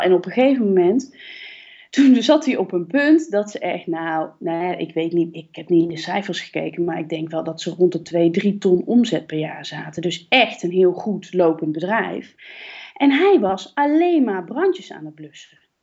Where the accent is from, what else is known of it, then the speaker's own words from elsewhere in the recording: Kaatsheuvel, North Brabant, Netherlands; van mezelf ben ik echt een Brabantse. Hè? Ik ben geboren in Kaatsheuvel